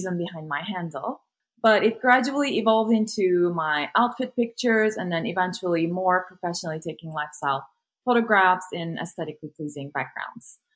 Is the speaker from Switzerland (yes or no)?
no; a small city in southwest Turkey, Turkey; moved away as an adult; now in United States; I'm originally from Turkey. Born and raised in a small city in southwest Turkey, and I just moved to the States to do my PhD